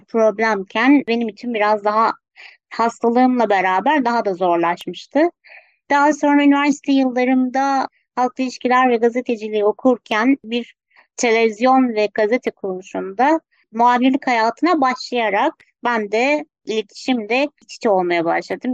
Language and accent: Turkish; Ankara, Turkey; 1984 Ankara doğumluyum